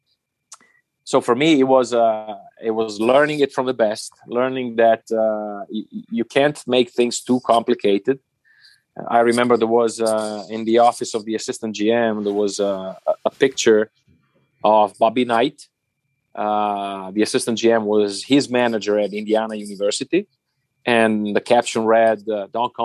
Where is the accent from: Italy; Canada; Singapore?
Italy; English is a second language; moved away as an adult; also born or lived in Germany; now in Munich, Germany; my home country